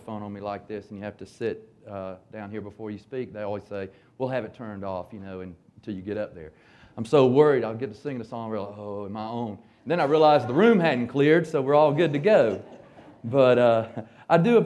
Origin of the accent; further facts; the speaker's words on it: Hapeville, Georgia, United States; when I was growing up in Hapeville in the 60s